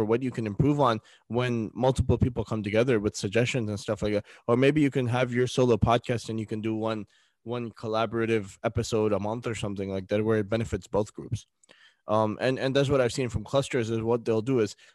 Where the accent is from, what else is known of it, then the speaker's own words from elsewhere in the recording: United States; As American Muslim podcasters